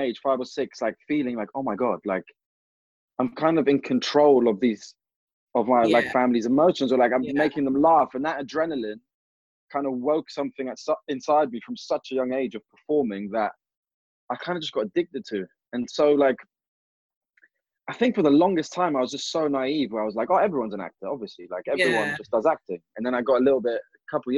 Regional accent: London, United Kingdom; growing up in London

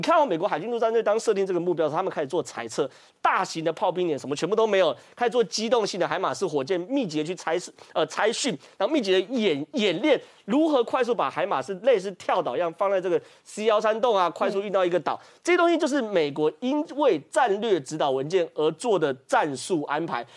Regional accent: Taiwan; 我们台湾人

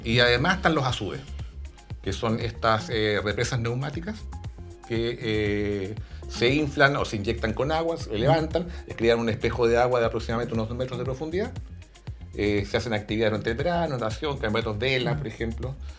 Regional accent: Argentina; also born or lived in Santiago, Chile; now in Chile; yo además me crié en mi infancia en Argentina, en ciudades con ríos donde uno hacía actividad de río.

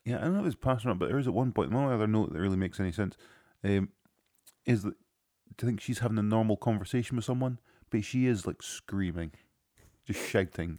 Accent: Scotland, United Kingdom; I am from Scotland

